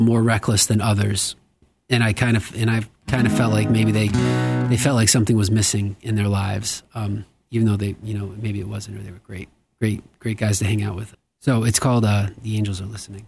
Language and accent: English; Westport, Massachusetts, United States; I grew up in Westport, Massachusetts, and it felt like a small town back then